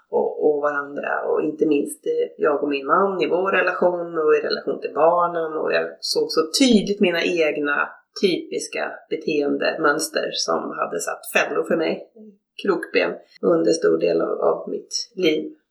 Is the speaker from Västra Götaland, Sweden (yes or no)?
no; Norrbotten County, Sweden; moved away as an adult; now in Stockholm, Sweden; Jag är uppvuxen i Norrbotten. Bodde mina första 20 år där. Sen flyttade jag till Stockholm på grund av studier.